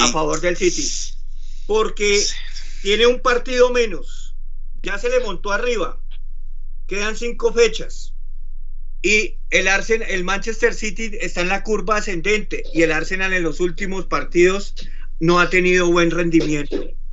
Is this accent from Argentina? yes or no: no; Colombia; como colombiano